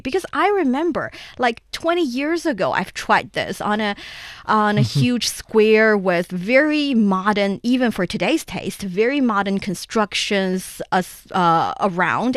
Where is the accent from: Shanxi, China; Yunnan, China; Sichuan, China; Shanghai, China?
Shanxi, China; I'm from there it's my hometown